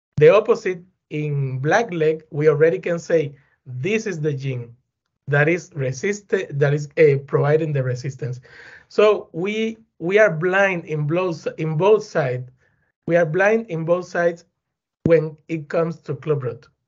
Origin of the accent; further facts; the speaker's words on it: Güines, Mayabeque, Cuba; English is a second language; moved away; also born or lived in Havana; I'm from Cuba. Eh, I was born in a small town close to Havana City. The name is Guinness